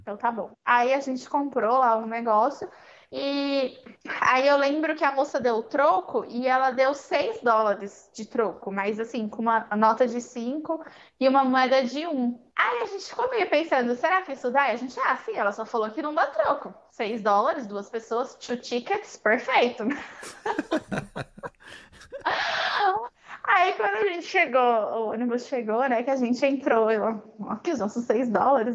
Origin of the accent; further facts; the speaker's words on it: São Paulo, Brazil; as duas eram do Brasil e as duas eram de São Paulo.